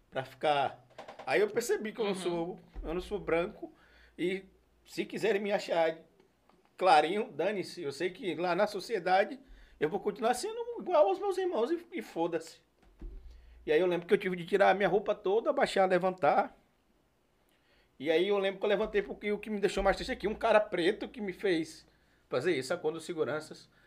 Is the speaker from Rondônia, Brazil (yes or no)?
no; Itabuna, Bahia, Brazil; now in Aracaju, Brazil; quando eu vou na minha cidade natal, que é Itabuna